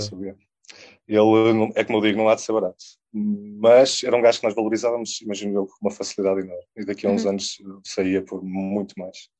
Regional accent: a village near Porto, Porto District, Portugal; also born or lived in Lisbon; Eu cresci numa, numa aldeia perto do Porto

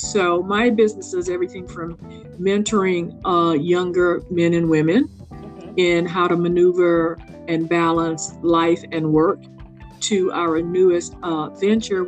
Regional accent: Louisiana, United States; now in Jacksonville, United States; I grew up in Louisiana

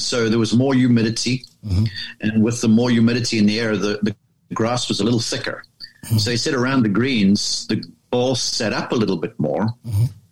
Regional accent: South Africa; moved away as an adult; now in United States; I grew up there in South Africa and was there until I was um, sort of age 20

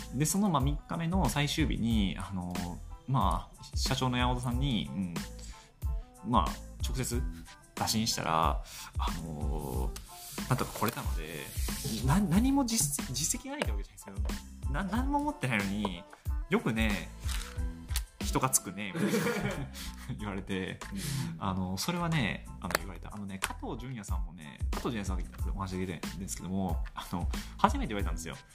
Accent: Kobe, Hyogo, Japan; 僕ね地元神戸なんですよ地元神戸で

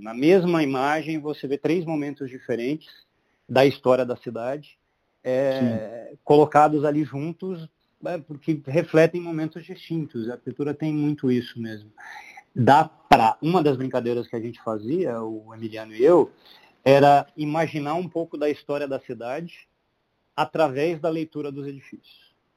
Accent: Londrina, Paraná, Brazil; eu sou de Londrina

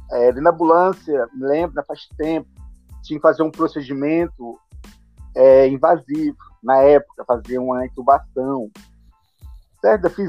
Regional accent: Fortaleza, Ceará, Brazil; eu sou de Fortaleza, Ceará

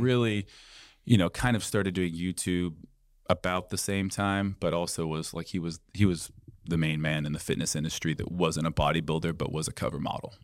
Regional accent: Boise, Idaho, United States; I'm from Boise, Idaho originally.

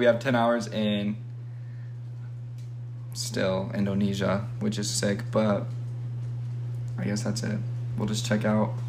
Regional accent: Utah, United States; we're originally from Utah

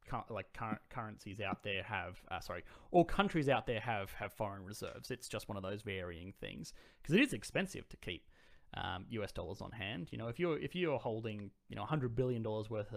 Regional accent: Australia; I'm Australian.

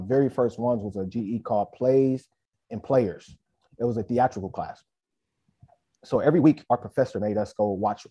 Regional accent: Inglewood, California, United States; also born or lived in South Central, Los Angeles; I'm from Inglewood, California. I've grown up everywhere in LA, really. So depending on who I speak with, I'll say South Central or I'll say Inglewood

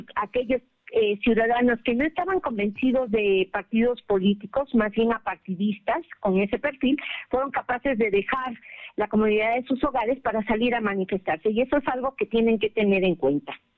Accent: Mexico; somos mexicanos

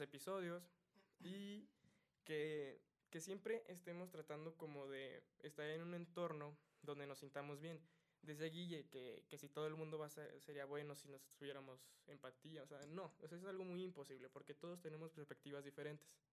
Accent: Mexico

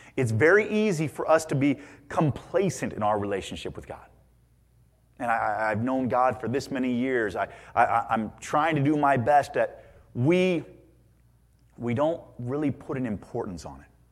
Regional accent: Indiana, United States; growing up in Indiana

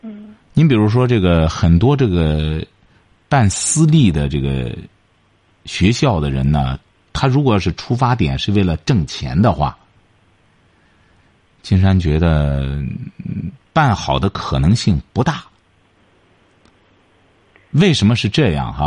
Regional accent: China; 所以说，这就是我们中国人有的时候给给外国的校长写信，就觉得奇怪，为什么他会接见我呢？

